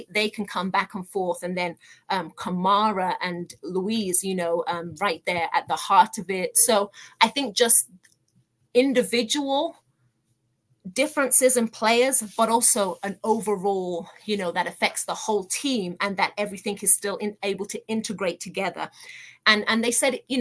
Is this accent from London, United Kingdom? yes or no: no; Birmingham, West Midlands, United Kingdom; moved away as an adult; now in United States; I was born and raised in Birmingham, hence being an Aston Villa supporter. I came to America in my early 20s